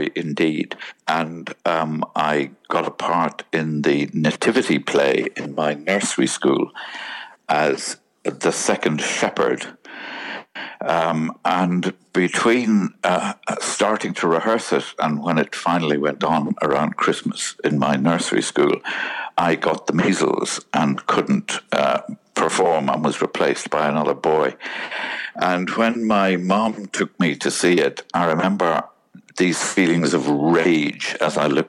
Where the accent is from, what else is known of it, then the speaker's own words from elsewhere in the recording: Cork, Munster, Ireland; I grew up in Ireland in the beautiful city of Cork